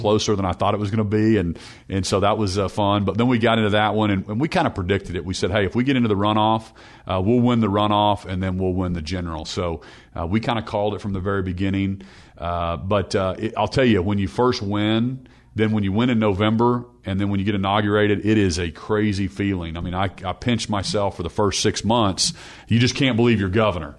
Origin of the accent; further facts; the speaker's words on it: Norman, Oklahoma, United States; I, I grew up in Norman, the son of a, of a pastor